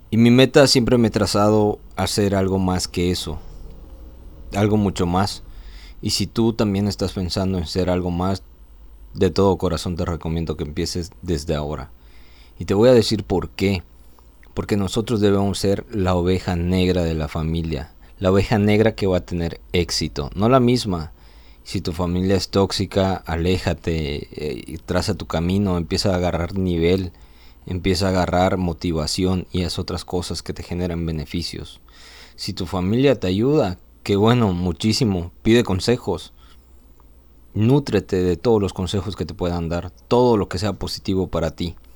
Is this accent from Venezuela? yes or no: no; Mérida, Yucatán, Mexico; ¿De dónde vengo? Soy originario de Mérida. He vivido aquí en Mérida